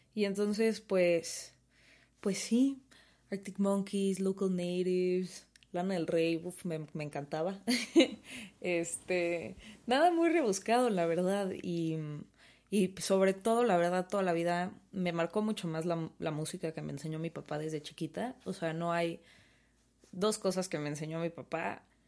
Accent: Mexico; first language Spanish; siendo mexicanos

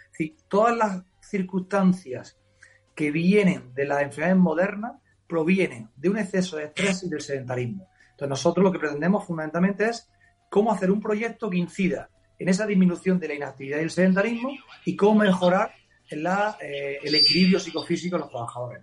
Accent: Almería, Andalusia, Spain; also born or lived in Madrid; ya hice las oposiciones de secundaria en Andalucía, en mi tierra, eh, la probé en Huelva, me vine a Almería, a mi ciudad

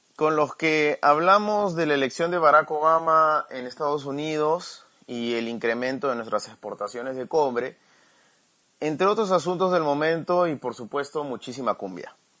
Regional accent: Peru; also born or lived in Lima, Peru; Actualmente vivo en Lima, en Perú

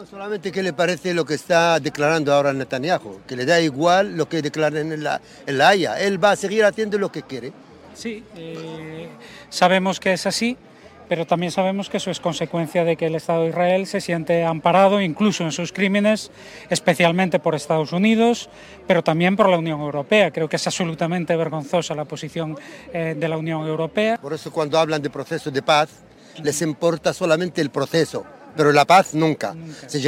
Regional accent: Palestine; Que no es árabe, es palestino, es de un pueblo de mi

